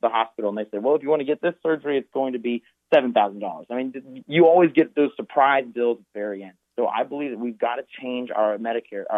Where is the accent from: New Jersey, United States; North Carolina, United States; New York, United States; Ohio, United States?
North Carolina, United States; North Carolina, for example, my home state